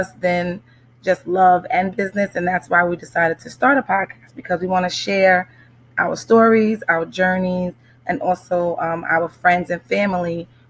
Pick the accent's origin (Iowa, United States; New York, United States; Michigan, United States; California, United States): New York, United States; Amityville; I am from Amityville, New York, Long Island